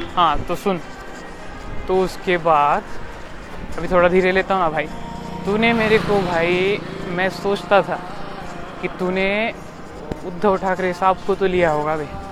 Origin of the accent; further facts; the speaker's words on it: Latur, Maharashtra, India; also born or lived in Pune; मैं पुणे से निकल आया भाई लातूर आ गया अपने अपने घर